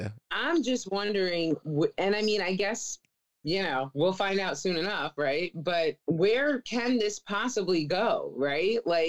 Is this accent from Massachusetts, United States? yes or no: no; New York City, New York, United States; I'm from Staten Island. I'm part Sicilian.